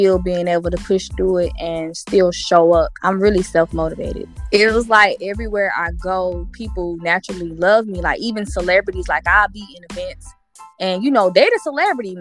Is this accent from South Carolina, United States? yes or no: yes; Columbia, South Carolina, United States; I'm from Columbia, South Carolina